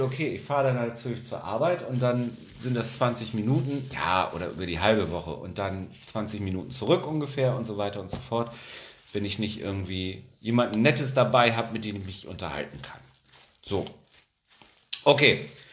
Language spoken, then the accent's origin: German; Germany; ich bin ja auch ein Deutscher, ich wohne ja in Deutschland